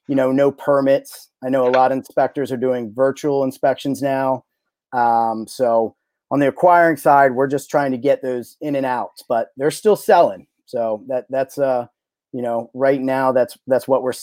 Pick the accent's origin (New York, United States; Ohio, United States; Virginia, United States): Virginia, United States; Alexandria; I'm from Old Town, Alexandria, and we do a lot in that area